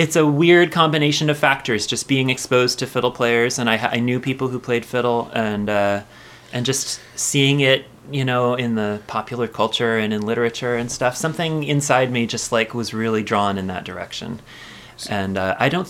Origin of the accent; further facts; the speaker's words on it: Olympia, Washington, United States; I grew up in Olympia and so I've got pretty deep connections to the community